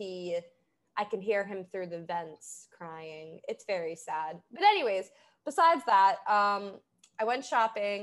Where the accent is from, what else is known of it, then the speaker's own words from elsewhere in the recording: Boston, Massachusetts, United States; accent: Boston-y Massachusetts; narrow my accent down to. Like, what could they specifically narrow it down to, like, Boston-y Massachusetts